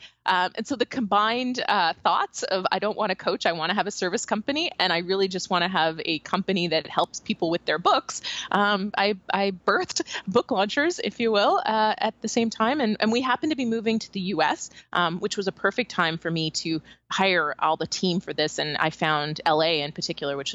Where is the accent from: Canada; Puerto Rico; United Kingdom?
Canada; moved away; I'm from Canada originally.